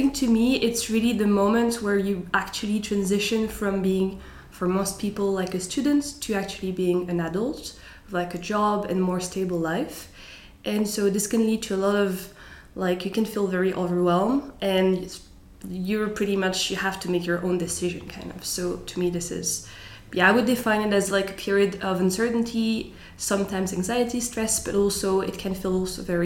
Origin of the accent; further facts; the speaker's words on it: Strasbourg, Grand Est, France; moved away as an adult; now in Zurich, Switzerland; I was born in France, in Strasbourg. And I moved to Zurich in September 2022 for work.